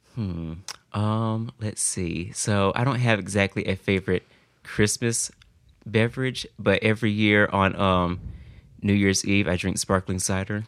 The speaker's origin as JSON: {"language": "English", "town": "Greenville", "region": "South Carolina", "country": "United States", "said": "I'm from Greenville, South Carolina."}